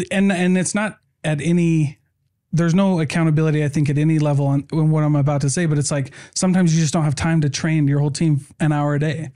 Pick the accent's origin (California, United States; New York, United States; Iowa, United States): Iowa, United States; We're from Iowa.